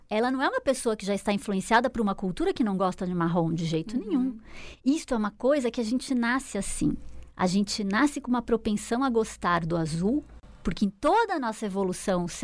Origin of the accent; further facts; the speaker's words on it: Brazil; also born or lived in Chicago; eu sou brasileira. E eu sou feliz por ter esse, esse clima maravilhoso que a gente tem.